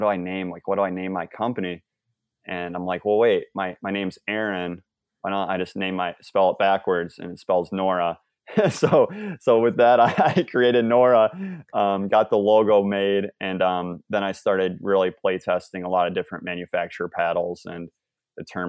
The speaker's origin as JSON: {"language": "English", "region": "Michigan", "country": "United States", "said": "I'm from the Midwest in Michigan"}